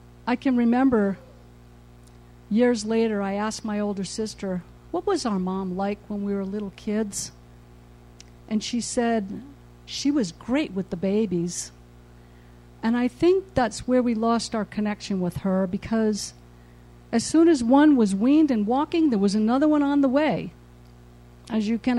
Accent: New England, United States; I was born in New England into a large family of 15 children

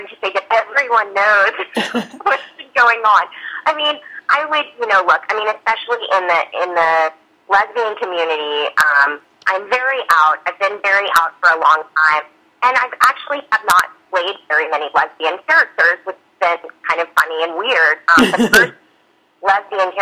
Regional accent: Georgia, United States; also born or lived in New York; now in Los Angeles, United States; I'm actually from Georgia originally.

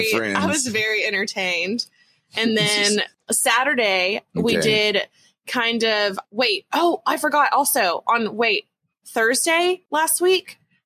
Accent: Texas, United States; as a Texan

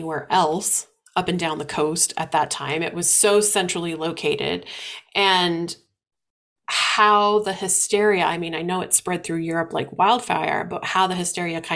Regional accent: Midwest, United States; growing up in the Midwest

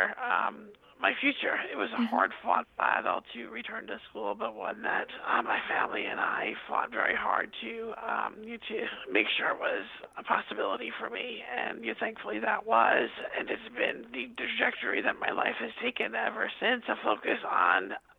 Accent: Long Island, New York, United States; born or raised there

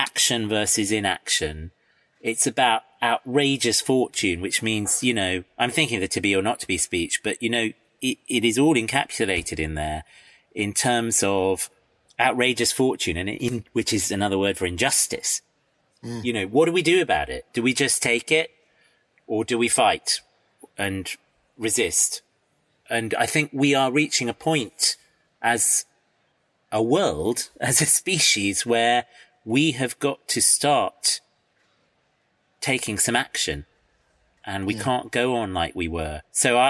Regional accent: United Kingdom; also born or lived in Iran; But I've lived here all my life

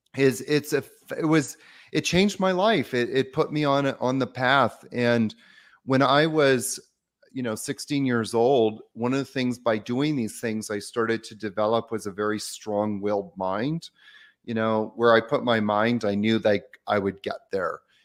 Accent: Victoria, British Columbia, Canada; I grew up in Victoria, Canada

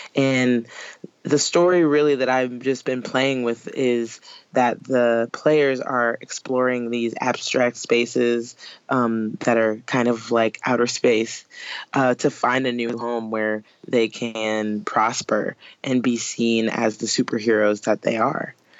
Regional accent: New Orleans, Louisiana, United States; New Orleans, uh, where I'm from

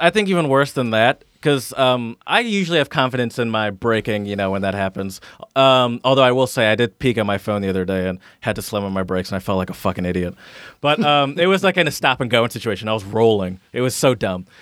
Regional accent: Midwest, United States; now in Philadelphia, United States; I'm from the Midwest where it's just mostly open roads

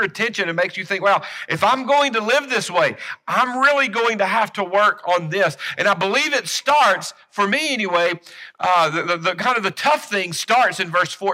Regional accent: United States; as American Christians

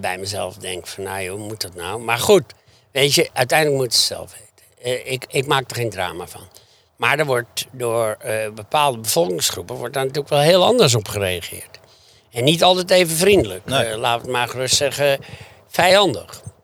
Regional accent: Beverwijk, North Holland, Netherlands; Ik kom uit Beverwijk. ik werkte vaak op op de tuinderij en de landerij, weet je, gewoon als kind

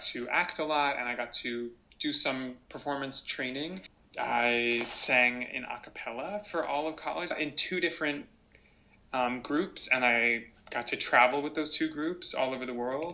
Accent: Nashville, Tennessee, United States; Nashville itself was a really lovely place to grow up

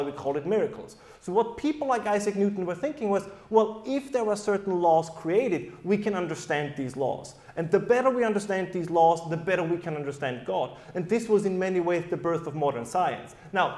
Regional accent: Germany; first language German; English is a second language; as you probably can tell despite my accent-free English, is that my background is in German, and believe it or not, the German people do think differently than the rest of the world.

